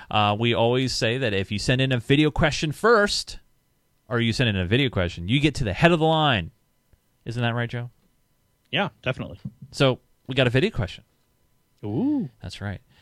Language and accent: English; New Zealand; I'm …, or … as my Minecraft, and I come from New Zealand. A Kiwi, I think that's what they call them.